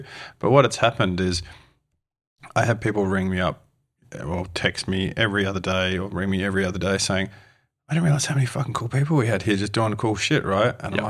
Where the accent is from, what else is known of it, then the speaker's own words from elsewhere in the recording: Australia; now in New Zealand; And it's for me, like as an Aussie, right, moving here to New Zealand